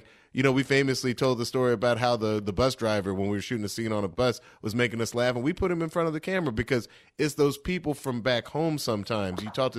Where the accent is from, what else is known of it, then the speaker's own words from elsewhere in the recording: Atlanta, Georgia, United States; I grew up in a big black family. I'm from the Southwest Atlanta.